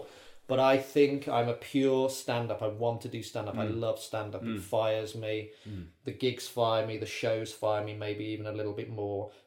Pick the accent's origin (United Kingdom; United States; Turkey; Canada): United Kingdom; Birmingham, West Midlands; moved away as an adult; also born or lived in Bristol; now in London, United Kingdom; I was at university in Bristol, but I lived in Birmingham. I was born in Birmingham.